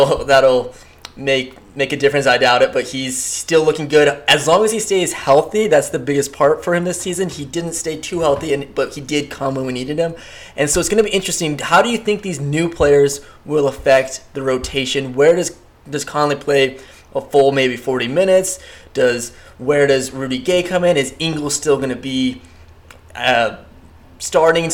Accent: Connecticut, United States; we're from Connecticut

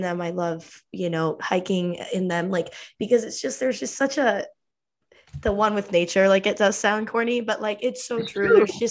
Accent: Utah, United States; I live in Utah actually.

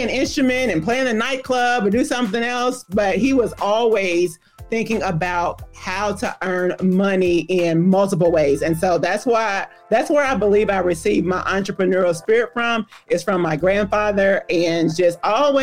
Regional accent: Louisville, Kentucky, United States; I am from Louisville, Kentucky, like you said, home of the Kentucky Derby. And it all began, I'm not ashamed of my age, 1970

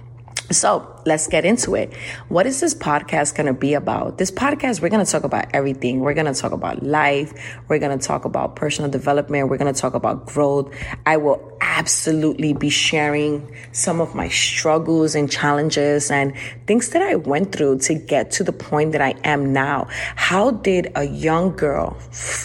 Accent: New York City, New York, United States; now in Houston, United States; I'm originally from New York City, now living in Houston, Texas, and I grew up in the rough streets of New York

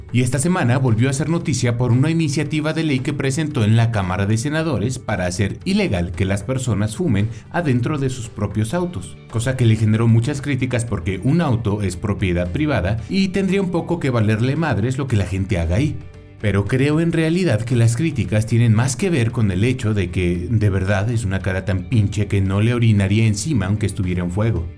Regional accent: Mexico; Como mexicano, fumador, con un historial familiar de cáncer por fumar

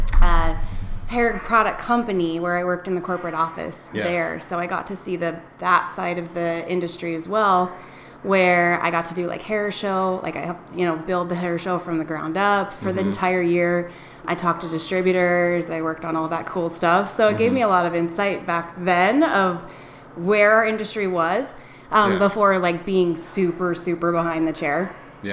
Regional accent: Wyoming near Jackson Hole, United States; moved away as an adult; also born or lived in Oceanside, California; I was born in Wyoming near Jackson Hole.

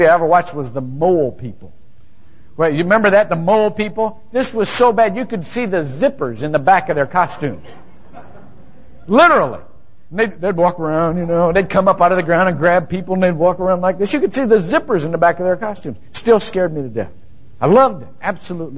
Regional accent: Shelby, Ohio, United States; moved away; I grew up in Shelby, Ohio, where nothing ever happened

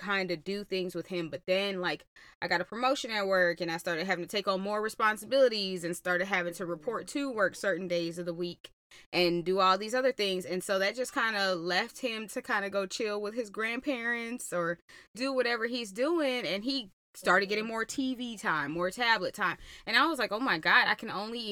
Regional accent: Georgia, United States; I'm from Georgia.

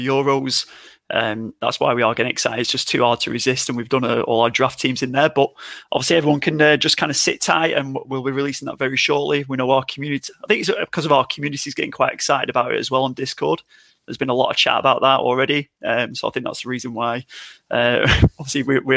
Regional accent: England, United Kingdom; we're all English on here

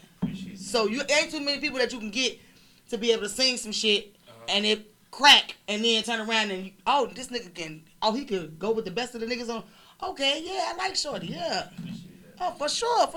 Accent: Chicago, Illinois, United States; now in Miami, United States; I'm from Chicago

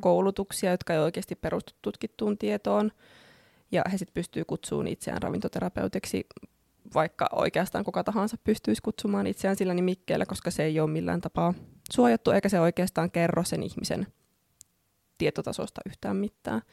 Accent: Oulu, North Ostrobothnia, Finland; moved away as an adult; also born or lived in Australia / Helsinki; olen ihan syntyperäinen oululainen, niin kuin saattaa puheestakin käydä ilmi.

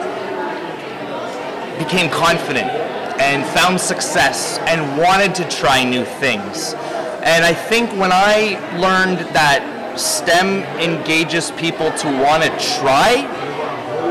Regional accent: Ontario, Canada; I am a teacher from Ontario, Canada.

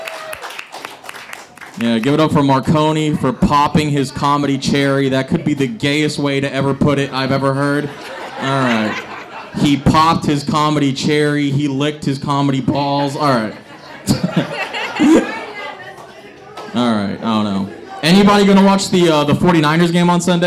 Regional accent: San Leandro, California, United States; I'm from San Leandro.

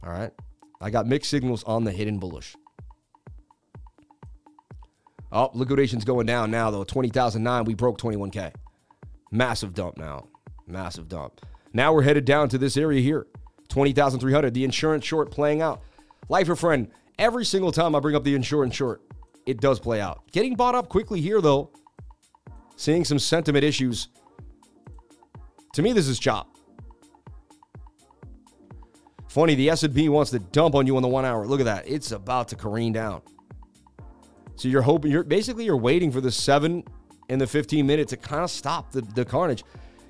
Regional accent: Boston, Massachusetts, United States; moved away; also born or lived in New York City; I'm from Boston, baby, but I lived in New York City 20 years

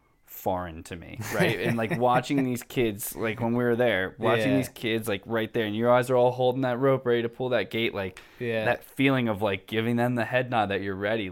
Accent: East Coast, United States; Growing up in the East Coast, it's like you see all that sports.

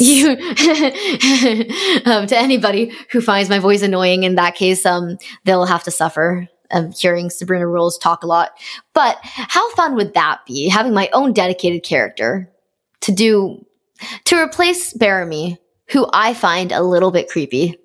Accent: Canada; am being Canadian

